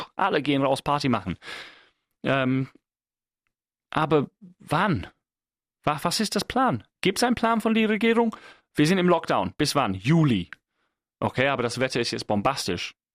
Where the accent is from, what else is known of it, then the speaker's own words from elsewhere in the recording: England, United Kingdom; now in Germany; als Engländer